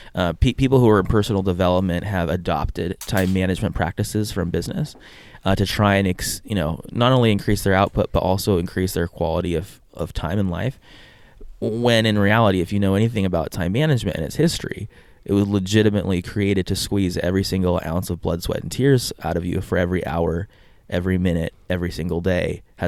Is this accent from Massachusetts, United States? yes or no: no; San Diego, California, United States; moved away as an adult; also born or lived in Brazil; now in Hawaii, United States; But I'm born and raised in San Diego. I lived there my whole life until I was about 19. Then I lived in Brazil for a couple years doing missionary work, and then I moved to Hawaii where I did school, and lived here in Hawaii ever since.